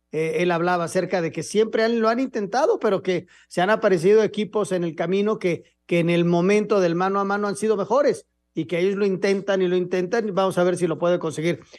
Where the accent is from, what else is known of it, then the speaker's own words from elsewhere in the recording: Spain; Como españoles tenemos que estar orgullosos de tener una competición seguida en todo el mundo